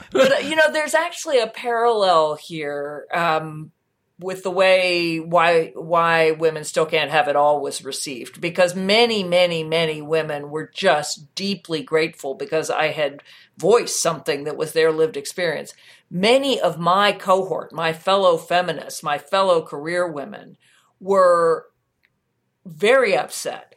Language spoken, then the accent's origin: English; United States; as an American